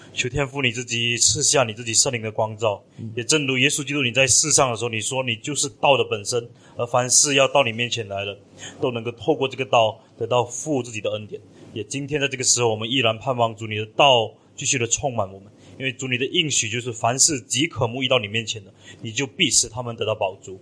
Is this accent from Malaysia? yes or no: yes; Malaysia; 冷气机已经成为我们马来西亚的必需品一样哈